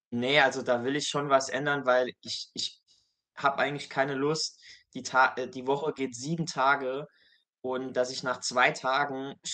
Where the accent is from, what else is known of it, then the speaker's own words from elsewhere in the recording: Saarland, Germany; Ich bin aktuell 25 Jahre alt, komme aus dem kleinen Saarland in Deutschland